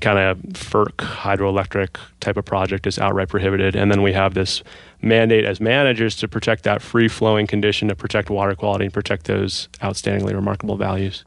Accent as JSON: {"language": "English", "town": "Seattle", "region": "Washington", "country": "United States", "tie": "born or raised there", "moved": "as an adult", "said": "I grew up in Seattle"}